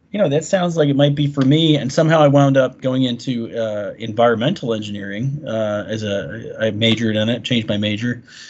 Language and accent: English; Florida, United States; when I was growing up in Florida